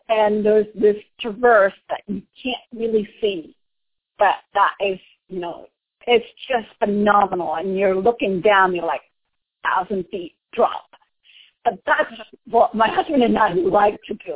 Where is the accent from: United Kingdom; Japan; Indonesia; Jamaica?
Indonesia; moved away; since I am from Indonesia